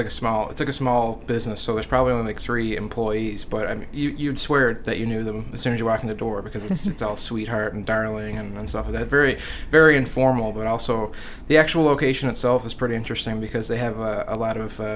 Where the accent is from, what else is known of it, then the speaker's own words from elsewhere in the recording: Marystown, Newfoundland and Labrador, Canada; I'm from Marystown